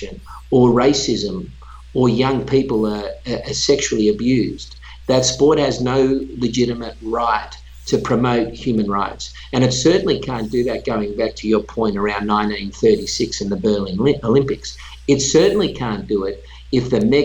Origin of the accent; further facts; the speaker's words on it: Australia; moved away; that country, which is my home country